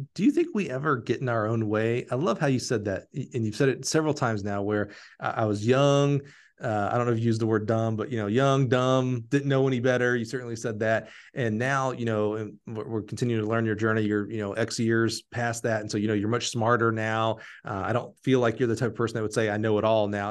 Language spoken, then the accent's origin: English; Alabama, United States; I'm from Alabama